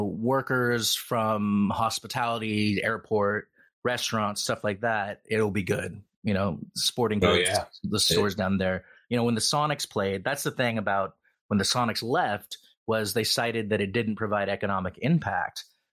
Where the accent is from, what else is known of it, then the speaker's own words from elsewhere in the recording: United Kingdom; but I'm British, so I have no choice but to watch and root for my team.